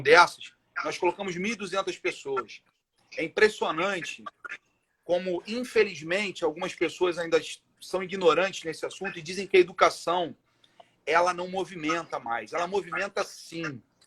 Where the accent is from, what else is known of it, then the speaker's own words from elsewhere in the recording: Rio de Janeiro, Brazil; eu nasci aqui em Irajá